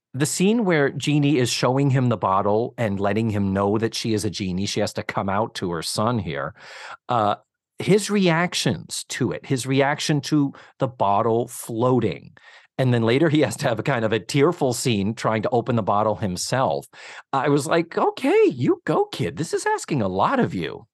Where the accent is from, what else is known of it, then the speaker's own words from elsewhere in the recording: Massachusetts, United States; now in Orlando, United States; I was raised in Massachusetts